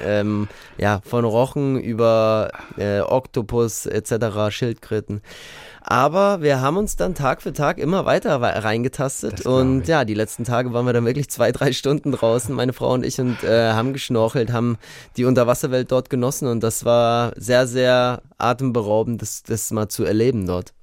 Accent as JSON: {"language": "German", "town": "Munich", "region": "Bavaria", "country": "Germany", "tie": "born or raised there", "said": "München ist ja meine Heimatstadt"}